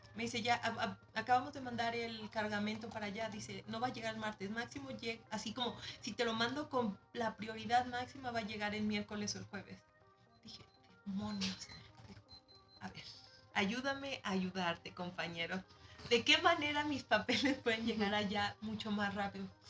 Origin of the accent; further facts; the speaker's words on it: Mexico; moved away as an adult; also born or lived in Leipzig, Germany; now in Germany; vengo de México